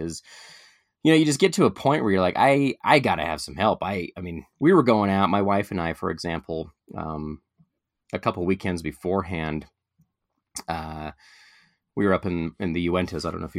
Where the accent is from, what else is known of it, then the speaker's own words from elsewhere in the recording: Portland, Oregon, United States; I grew up in Portland, Oregon.